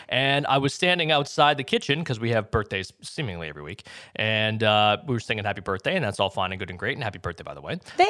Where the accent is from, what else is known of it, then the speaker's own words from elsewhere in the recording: Massachusetts, United States; moved away; I'm from Massachusetts